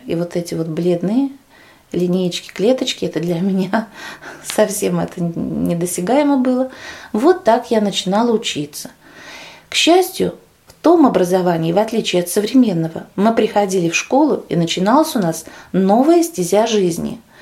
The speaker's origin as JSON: {"language": "Russian", "town": "Kovrov", "region": "Vladimir Oblast", "country": "Russia", "said": "Я из Владимирской области, город Ковров"}